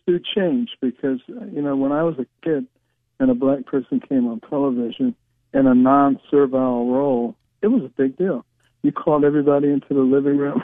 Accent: Detroit, Michigan, United States; also born or lived in Boston; we moved from Boston back to Detroit

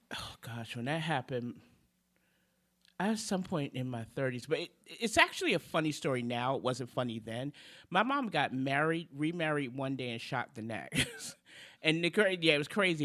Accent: New York City, New York, United States; moved away; come from Brooklyn, from two of the toughest neighborhoods in Brooklyn, Brownsville and Bedford Stuyvesant

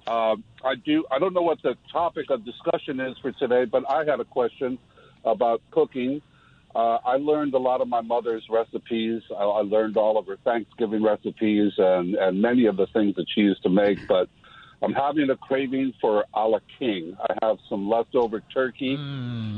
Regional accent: Detroit, Michigan, United States; I was born in Detroit

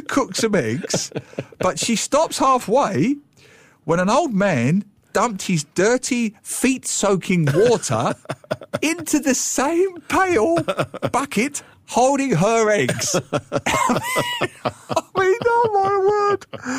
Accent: Singapore; At times like this, I am ashamed of being Singaporean.

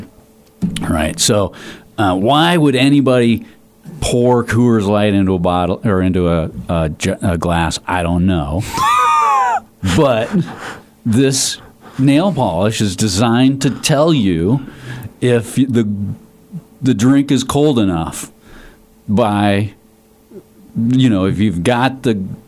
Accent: Denver, Colorado, United States; I'm from Denver

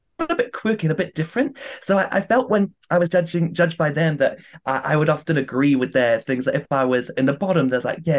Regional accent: New Zealand; also born or lived in Vancouver

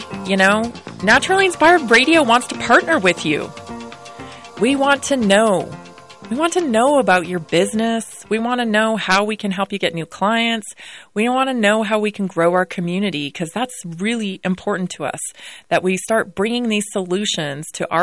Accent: Victoria, British Columbia, Canada; moved away as an adult; now in United States; I have family over there, and I'm from Canada, Victoria, British Columbia

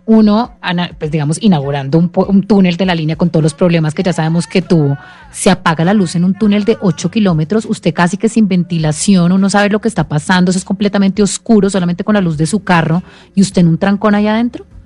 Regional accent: Colombia; como colombianos

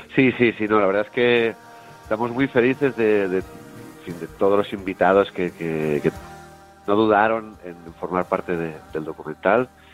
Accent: Terrassa, Catalonia, Spain; mi ciudad natal, en Tarrasa

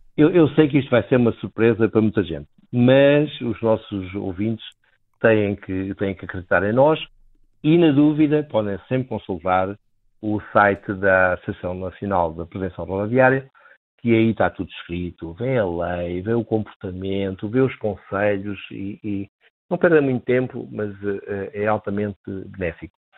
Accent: Beja, Alentejo, Portugal; moved away; eu sou natural de Beja

